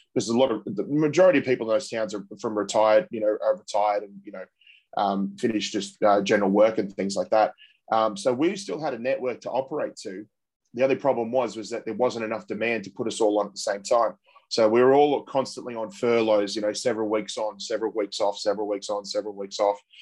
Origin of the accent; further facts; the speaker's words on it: Australia; as Australian football supporters